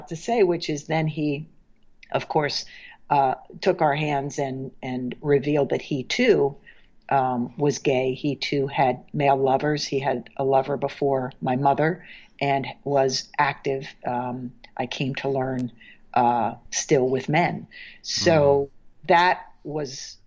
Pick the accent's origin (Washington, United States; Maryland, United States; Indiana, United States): Maryland, United States; now in New York, United States; I'm from Maryland